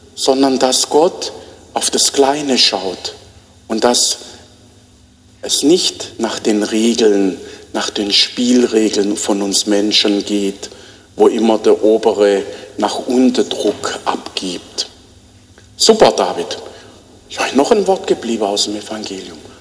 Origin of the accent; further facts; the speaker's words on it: Black Forest, Baden-Württemberg, Germany; now in Bruchsal, Germany; bei uns im Schwarzwald